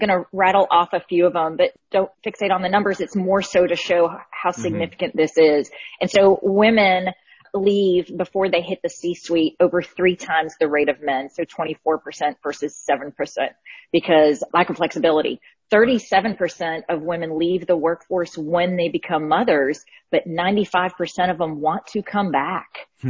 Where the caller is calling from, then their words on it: Birmingham, Alabama, United States; Birmingham, Alabama. So we're just getting the storm in, but nothing bad.